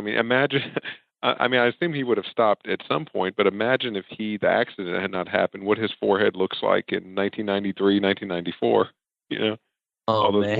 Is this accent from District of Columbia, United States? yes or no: no; Gulfport, Mississippi, United States; where I grew up in Gulfport, Mississippi, is right next to Biloxi